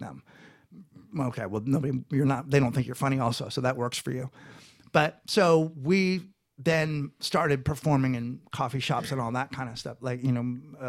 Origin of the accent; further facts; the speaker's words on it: San Francisco, California, United States; now in Los Angeles, United States; And Marin County area. And then, my kids are, one day I realized my kids are from LA.